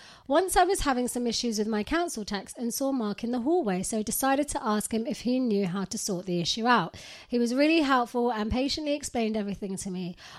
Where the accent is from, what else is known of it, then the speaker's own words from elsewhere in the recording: Pakistan; English is a second language; moved away as an adult; now in United Kingdom; Basically, just to give you some background, I was born and raised in Pakistan and moved to the UK in the start of 2020.